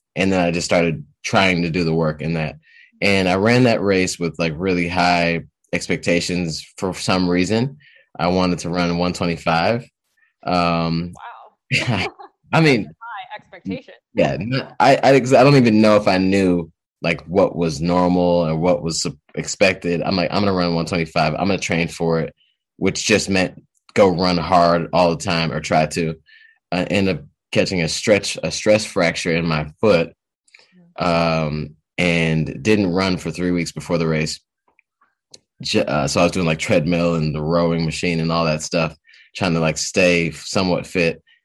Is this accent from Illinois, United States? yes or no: no; Detroit, Michigan, United States; also born or lived in Boston; I'm from Detroit, Detroit, Michigan area. I've been around, uh, been around here for quite a long time.